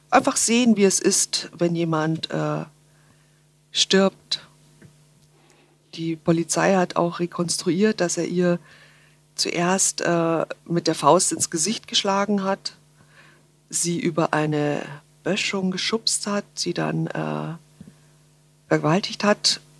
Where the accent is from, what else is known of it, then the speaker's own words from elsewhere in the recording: Munich, Bavaria, Germany; Ich bin ja Münchnerin und war tatsächlich im Jahr 2000, äh, wir haben gesagt, damals hieß es die Jahrtausendwiesen natürlich, ähm, war ich ganz fürchterlich oft auf der Wiesen.